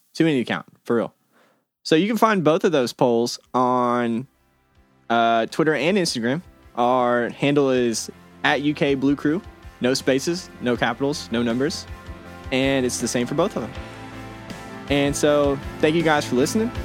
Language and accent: English; Illinois, United States; moved away; I'm from Illinois.